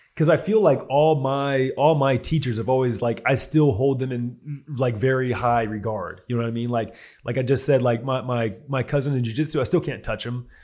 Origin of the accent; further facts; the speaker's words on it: Houston, Texas, United States; West Houston. He goes, "What high school?" I go, "Stratford."